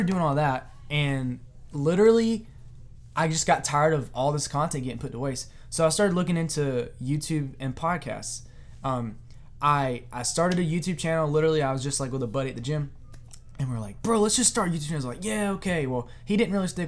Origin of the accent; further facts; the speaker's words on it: China Grove, North Carolina, United States; I'm from good old North Kakilaki. I've literally lived in the same city my entire life